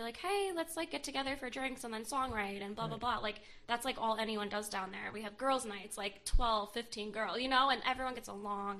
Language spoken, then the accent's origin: English; United States; my hometown